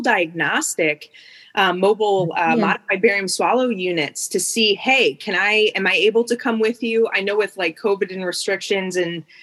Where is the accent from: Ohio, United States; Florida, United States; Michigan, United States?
Ohio, United States; Cleveland; also born or lived in Athens, Ohio; where I'm from the Cleveland area